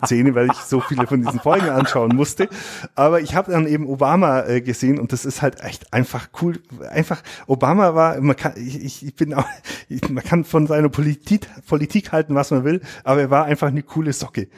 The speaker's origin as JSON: {"language": "German", "area": "Allgäu", "region": "Bavaria", "country": "Germany", "said": "bei uns im Allgäu"}